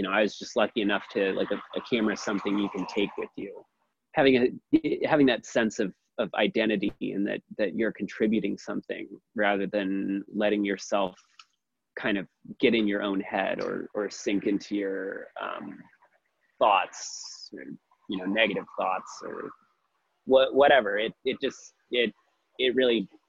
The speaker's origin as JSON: {"language": "English", "town": "Milwaukee", "region": "Wisconsin", "country": "United States", "also_born_or_lived": "Eugene, Oregon", "moved": "yes", "lives_now": "Portland, United States", "said": "I'm originally from Milwaukee, Wisconsin."}